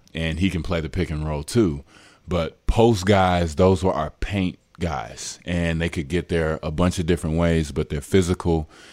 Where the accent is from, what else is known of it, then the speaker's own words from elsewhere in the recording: Dallas, Texas, United States; moved away; I'm from Dallas, so I was back home